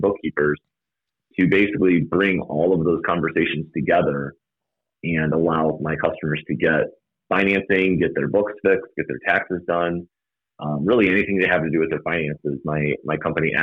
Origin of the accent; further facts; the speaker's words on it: Algonquin, Illinois, United States; I grew up in Algonquin